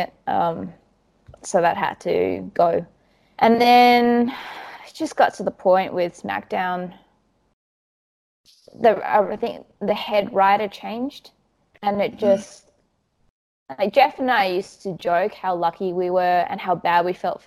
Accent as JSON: {"language": "English", "town": "Perth", "region": "Western Australia", "country": "Australia", "tie": "born or raised there", "also_born_or_lived": "Sydney", "moved": "as an adult", "lives_now": "Perth, Australia", "said": "I grew up in Perth. That's where most of my family are."}